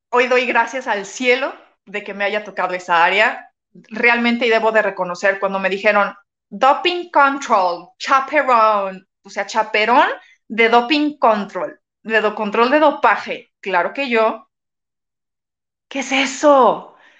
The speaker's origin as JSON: {"language": "Spanish", "country": "Mexico", "said": "soy de México"}